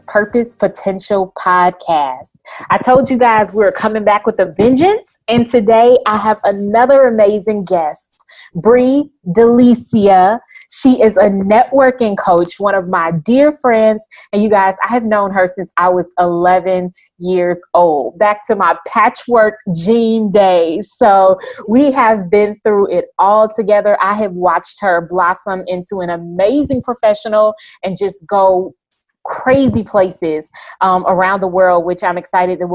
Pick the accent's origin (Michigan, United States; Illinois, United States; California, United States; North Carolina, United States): Illinois, United States; Chicago; I'm from Chicago